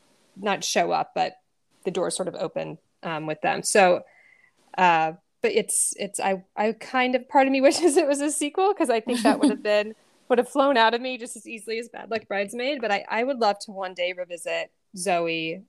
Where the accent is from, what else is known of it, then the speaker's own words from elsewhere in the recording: Knoxville, Tennessee, United States; growing up in Knoxville, Tennessee, my friend Molly was like that person who knew, you know, we were at each other's homes every weekend.